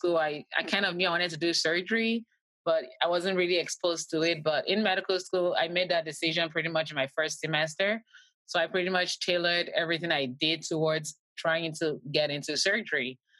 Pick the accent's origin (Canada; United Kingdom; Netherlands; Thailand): Canada; I'm Canadian. We don't have the step in Canada.